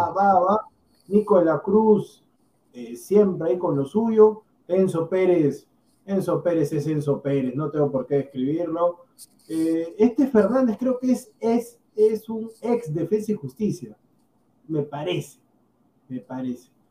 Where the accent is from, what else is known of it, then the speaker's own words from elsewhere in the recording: Peru; nosotros somos peruanos también